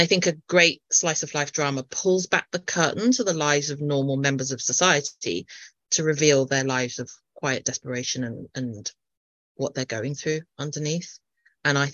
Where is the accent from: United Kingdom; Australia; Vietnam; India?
United Kingdom; I'm British Chinese